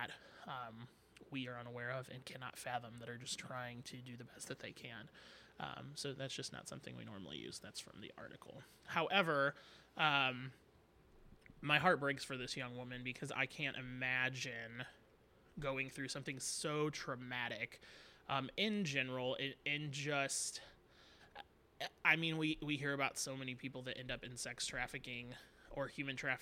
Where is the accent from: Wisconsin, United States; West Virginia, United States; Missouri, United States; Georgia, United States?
Missouri, United States; St. Charles; I was born in St. Charles.